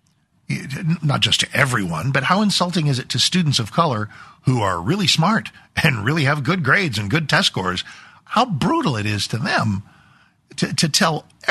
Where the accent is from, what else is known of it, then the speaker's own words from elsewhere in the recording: Texas, United States; as an American, as a Texan